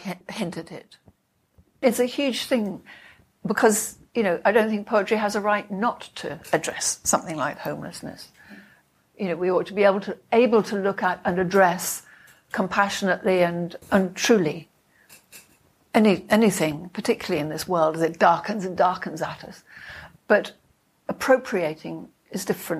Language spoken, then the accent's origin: English; London, United Kingdom; I was born in London